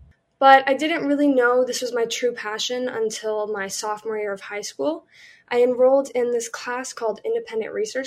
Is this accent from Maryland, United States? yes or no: yes; Columbia, Maryland, United States; I grew up in Columbia, Maryland